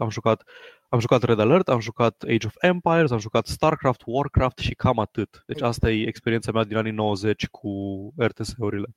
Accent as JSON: {"language": "Romanian", "region": "Transylvania", "country": "Romania", "accent": "Transylvanian", "said": "Scuzați-mi accentul ardelenesc"}